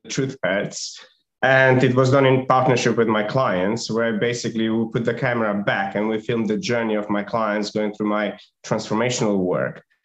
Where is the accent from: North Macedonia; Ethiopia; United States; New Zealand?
North Macedonia; moved away; Originally, I was born in Macedonia